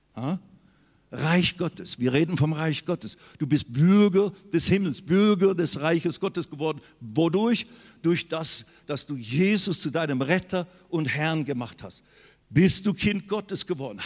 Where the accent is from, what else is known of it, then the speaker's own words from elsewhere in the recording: Switzerland; now in Germany; Ich bin in der Schweiz geboren worden